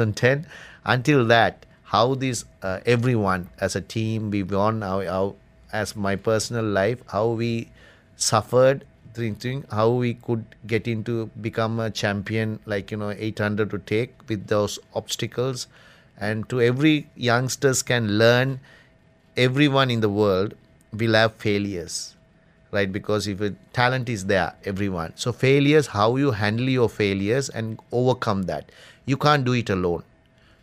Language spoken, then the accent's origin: English; Kandy, Central Province, Sri Lanka; also born or lived in Colombo; I am from Kandy, a little far away. I have to come to Colombo.